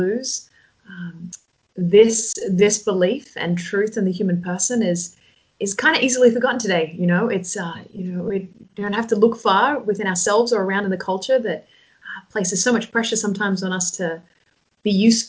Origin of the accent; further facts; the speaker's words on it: Sydney, New South Wales, Australia; moved away as an adult; also born or lived in New York, United States; now in Toronto, Canada; I grew up on the east coast of Australia on a beach there. A lot of people might know it. It's called Manly Beach.